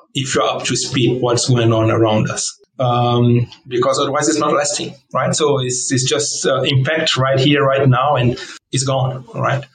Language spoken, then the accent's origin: English; Brazil; first language Portuguese; English is a second language; moved away; also born or lived in South Korea / Jakarta, Indonesia / Germany; I was born in Brazil, right? So um, we always at home we always spoke in Portuguese um, in Brazil